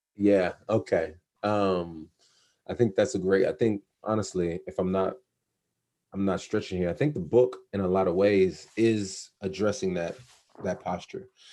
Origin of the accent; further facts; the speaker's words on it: outside Los Angeles, California, United States; I grew up in outside Los Angeles